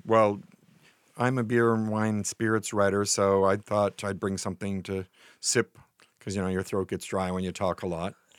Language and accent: English; Nova Scotia, Canada; moved away; I grew up in Nova Scotia